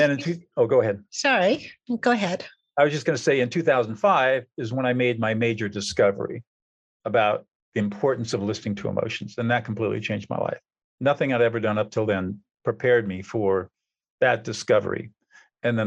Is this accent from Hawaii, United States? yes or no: no; Southern California, United States; I grew up in Southern California